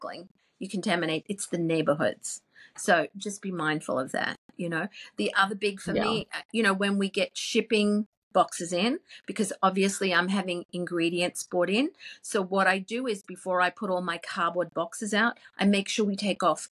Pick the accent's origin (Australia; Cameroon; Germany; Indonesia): Australia; Queensland; moved away; also born or lived in England; growing up in Queensland, Australia